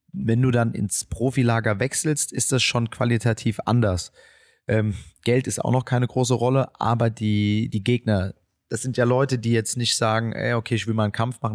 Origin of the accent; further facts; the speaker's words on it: Frankfurt, Hesse, Germany; Ich bin äh, die meiste Zeit meiner Jugend hier im Viertel gewesen und auch aufgewachsen